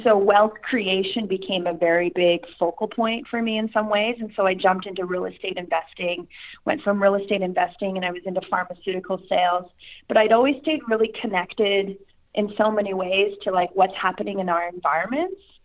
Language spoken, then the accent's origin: English; Saskatchewan, Canada; I'm from Canada, but okay. specifically province of Saskatchewan